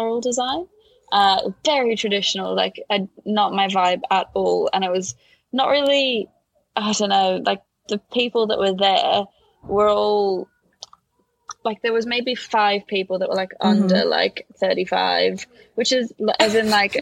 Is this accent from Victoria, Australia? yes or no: yes; Melbourne, Victoria, Australia; now in London, United Kingdom; I grew up in Melbourne and my parents are both from Latvia. So I grew up learning Latvian and English at the same time